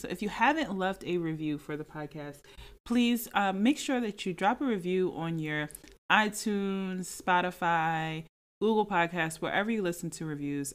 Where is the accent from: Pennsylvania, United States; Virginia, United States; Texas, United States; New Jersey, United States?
Pennsylvania, United States; Philadelphia; moved away as an adult; also born or lived in Jacksonville / Atlanta; now in Philadelphia area, United States; I'm from Philadelphia, the surrounding, suburban areas, whatever, like, I'm from the Philadelphia area, I'm from Philly, okay.